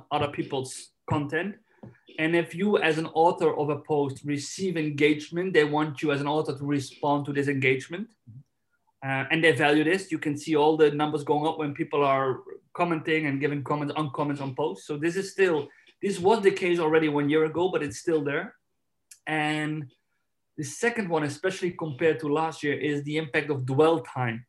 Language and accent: English; Netherlands; now in Spain; I'm from Holland, I live in Spain